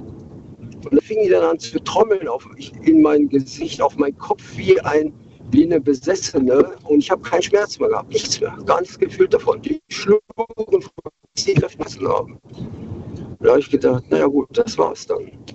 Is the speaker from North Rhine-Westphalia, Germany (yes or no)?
yes; Krefeld, North Rhine-Westphalia, Germany; also born or lived in Bremen area; gebürtig aus dem Kreis Bremen, aufgewachsen in Krefeld